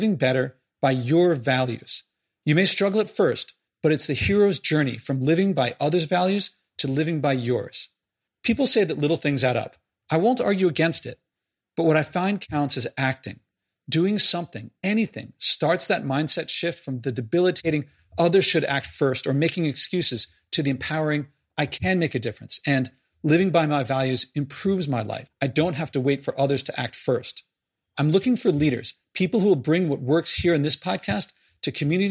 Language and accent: English; United States; as an American